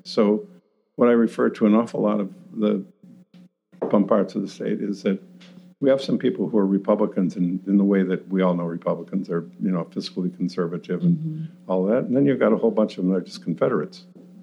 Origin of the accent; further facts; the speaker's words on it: Rochester, Minnesota, United States; moved away as an adult; also born or lived in Missouri; now in St. Louis, United States; I grew up in Rochester, Minnesota, and I went to a Catholic high school